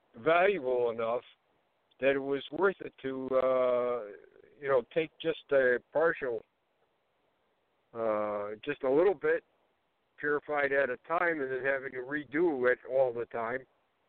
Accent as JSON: {"language": "English", "region": "Ohio", "country": "United States", "tie": "born there", "said": "I was born in Ohio."}